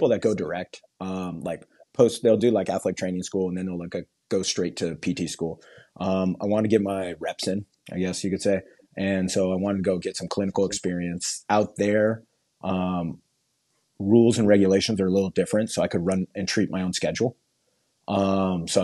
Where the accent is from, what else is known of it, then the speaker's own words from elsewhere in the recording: Garden Grove, California, United States; moved away as an adult; also born or lived in Long Beach, California / Anaheim, California / New York; I was born in Long Beach and then I went grew up basically in Garden Grove